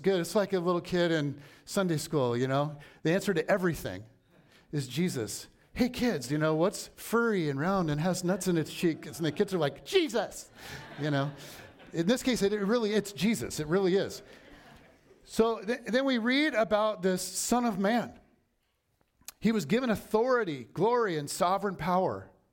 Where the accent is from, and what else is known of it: United States